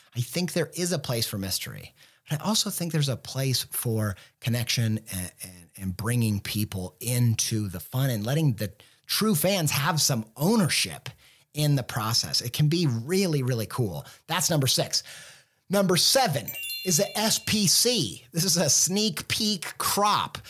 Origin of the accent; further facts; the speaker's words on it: Midwest, United States; I'm a Midwesterner